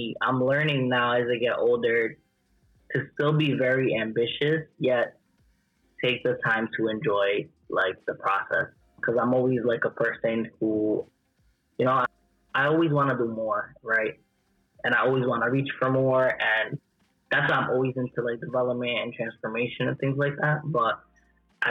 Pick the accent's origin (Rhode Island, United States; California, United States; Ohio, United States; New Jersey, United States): Rhode Island, United States; Central Falls; Born and raised in Rhode Island, from Central Falls